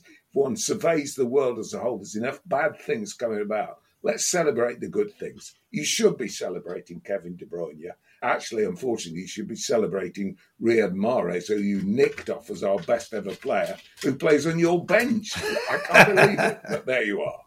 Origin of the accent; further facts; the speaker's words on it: Leicester, East Midlands, United Kingdom; moved away as an adult; I've not lived in Leicester for 40 odd years now